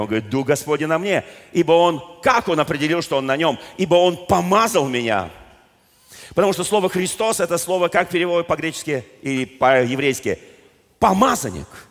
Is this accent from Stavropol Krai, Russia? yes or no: no; Moscow, Russia; я просто родился в Москве